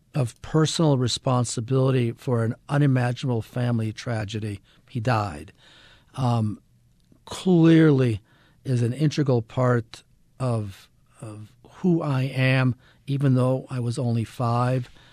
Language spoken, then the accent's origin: English; Ann Arbor, Michigan, United States; moved away; also born or lived in Israel / Utah; I was raised in Ann Arbor, Michigan